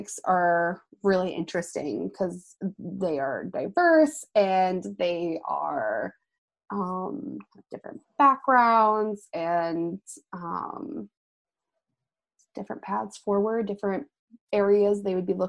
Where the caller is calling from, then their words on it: Des Moines, Iowa, United States; I am calling from the Beaverdale neighborhood of Des Moines